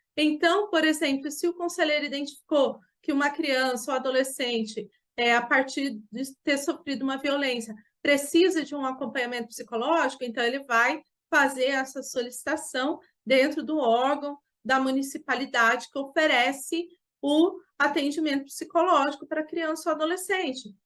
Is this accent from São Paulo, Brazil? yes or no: yes; Jacareí, São Paulo, Brazil; sou aqui de Jacareí, no estado de São Paulo.